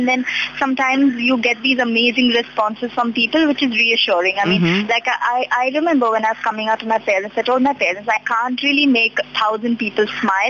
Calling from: Mumbai, Maharashtra, India; I'm calling from Mumbai.

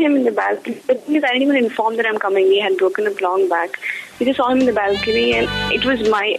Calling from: Bangalore, Karnataka, India; Yeah, I'm calling from Bangalore. I first caller who called from Bangalore.

